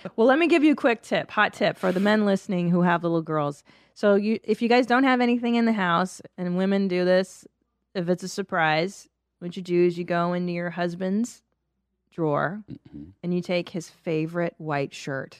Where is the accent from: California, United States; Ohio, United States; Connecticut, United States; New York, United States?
California, United States; Los Angeles; I grew up in the San Fernando Valley.